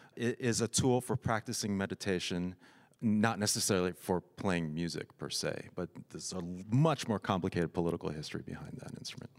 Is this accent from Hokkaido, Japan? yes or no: no; Tokyo, Japan; I grew up in Tokyo